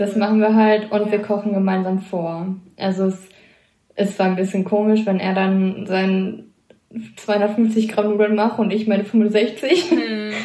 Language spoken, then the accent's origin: German; Kevelaer, North Rhine-Westphalia, Germany; komme vom Niederrhein aus Kevela